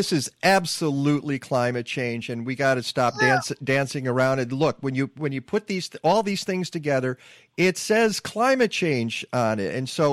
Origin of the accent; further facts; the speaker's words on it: Detroit, Michigan, United States; my hometown, Detroit